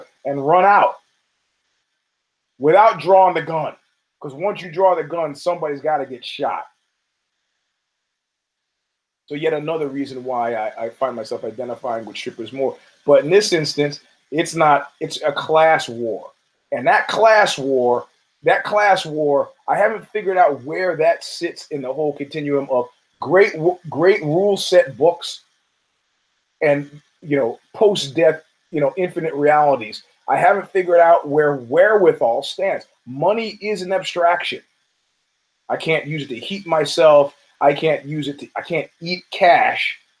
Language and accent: English; New York, United States; as a New Yorker